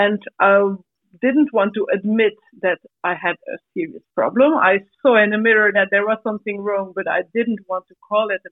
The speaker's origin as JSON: {"language": "English", "country": "Belgium", "said": "I come from Belgium."}